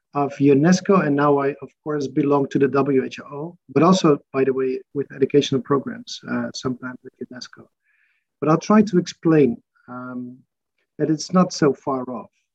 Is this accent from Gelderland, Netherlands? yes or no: yes; Arnhem, Gelderland, Netherlands; also born or lived in Maastricht, Netherlands; I was born in Arnhem uh, in the Netherlands